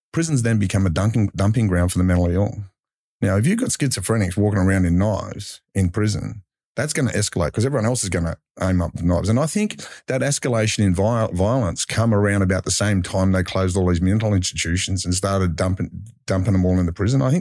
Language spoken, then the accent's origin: English; Mount Druitt, New South Wales, Australia; I grew up Mount Druitt